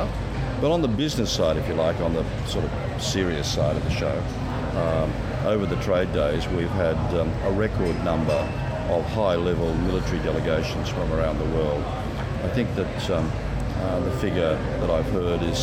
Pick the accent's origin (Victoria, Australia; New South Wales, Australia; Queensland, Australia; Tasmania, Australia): New South Wales, Australia; Sydney; moved away; I come from Sydney originally